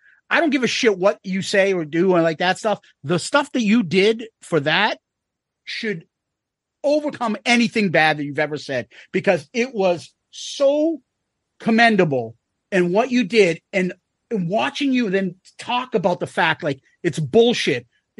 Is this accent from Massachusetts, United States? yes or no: yes; Boston, Massachusetts, United States; accent: Boston; So we're from Boston, if you can't tell from this accent.